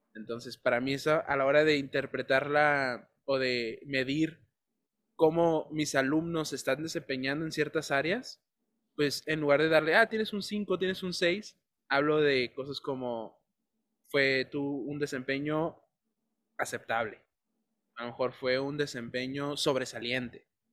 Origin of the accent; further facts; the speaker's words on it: Tijuana, Baja California, Mexico; also born or lived in Ensenada; De Tijuana